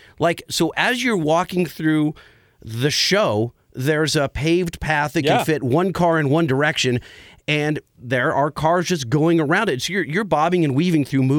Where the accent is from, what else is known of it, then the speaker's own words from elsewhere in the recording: Southern California, United States; we're from Southern California.